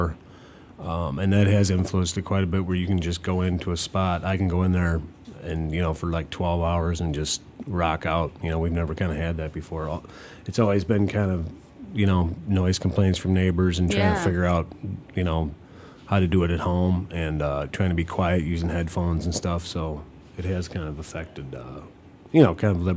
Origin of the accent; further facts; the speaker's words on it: Shakopee, Minnesota, United States; now in Chicago, United States; Yeah, I grew up in Minnesota, Shakopee, Minnesota, and lived here for quite a while now.